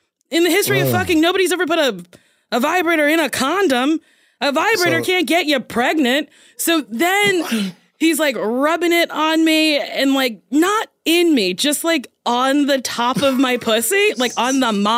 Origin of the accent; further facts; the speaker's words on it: New Jersey, United States; New Jersey.